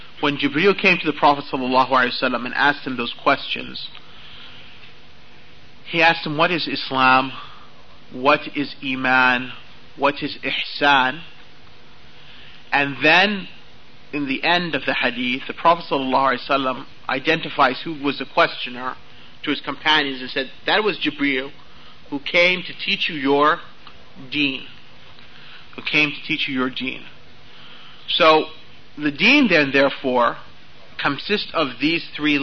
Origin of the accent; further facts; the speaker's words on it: United States; accent: American; my American accent